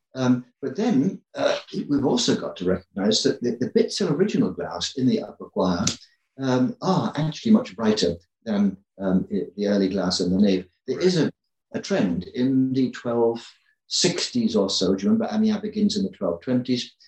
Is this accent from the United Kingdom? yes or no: yes; England, United Kingdom; I grew up in England